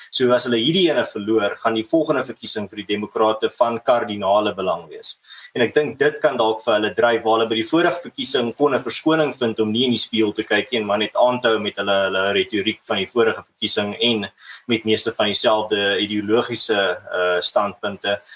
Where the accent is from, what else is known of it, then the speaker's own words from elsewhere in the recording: South Africa; ons as Suid-Afrikaners